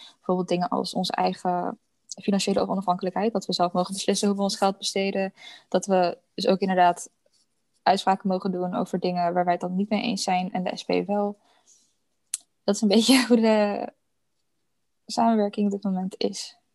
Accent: Vlaardingen, South Holland, Netherlands; in Vlaardingen, waar ik vandaan kom

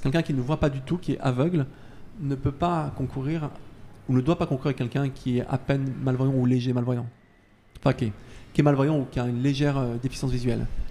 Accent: Isère, Auvergne-Rhône-Alpes, France; je suis de l'Isère

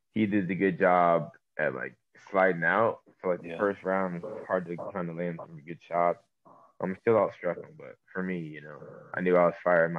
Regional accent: Sacramento, California, United States; also born or lived in Santa Barbara, California; I'm from Sacramento, California, the West Coast. I was born in Santa Barbara

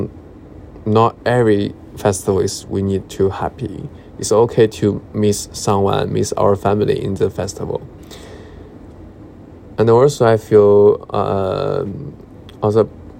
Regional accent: China; English is a second language; moved away as an adult; now in London, United Kingdom; when I'm more far away from my hometown or China

